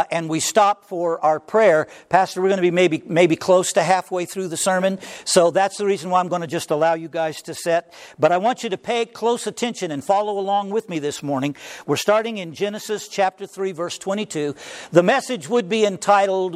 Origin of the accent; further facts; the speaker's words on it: Oklahoma, United States; moved away; I come from Oklahoma